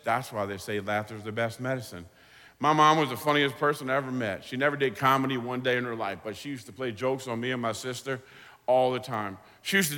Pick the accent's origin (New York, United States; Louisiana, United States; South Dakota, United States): Louisiana, United States; New Orleans; now in Waveland, United States; I'm from New Orleans, but I live in Waveland, Mississippi, on the Mississippi Gulf Coast